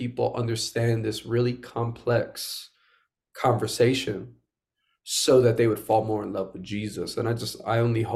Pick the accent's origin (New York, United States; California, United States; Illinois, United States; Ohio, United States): New York, United States; New York City; I'm born and raised in Queens, New York.